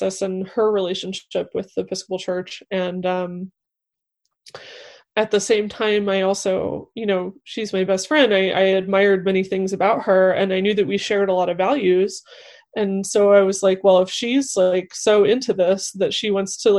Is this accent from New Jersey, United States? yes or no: no; Northeast Indiana, United States; moved away; I'm from Northeast Indiana, which is a very conservative place